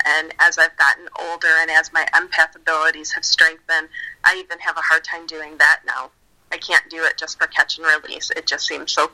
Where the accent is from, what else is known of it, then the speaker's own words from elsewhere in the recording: just outside of Chicago, Illinois, United States; also born or lived in Colorado / Tennessee; Born and raised just outside of Chicago